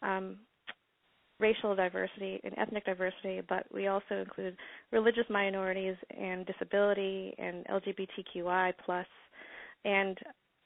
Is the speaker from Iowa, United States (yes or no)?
no; upstate New York, United States; I grew up in upstate New York